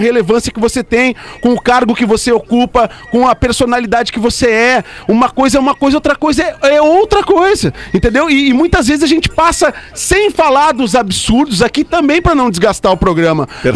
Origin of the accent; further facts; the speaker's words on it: Brazil; nós somos brasileiros, moramos aqui, nós, nós temos família aqui